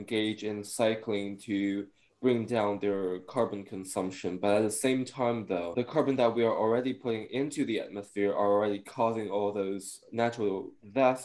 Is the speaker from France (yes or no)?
no; Shenzhen, Guangdong, China; now in Philadelphia, United States; I come from China, and comparing to the city that I grew up with, which is called Shenzhen